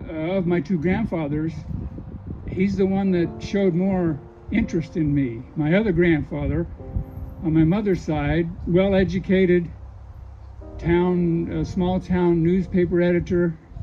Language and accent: English; just outside of Wichita, Kansas, United States; I grew up just outside of Wichita, Kansas